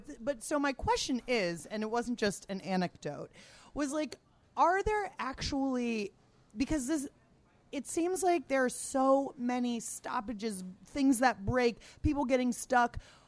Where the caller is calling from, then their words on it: Washington, District of Columbia, United States; I was just going to say … from Truxton Circle in D.C., Ward 5.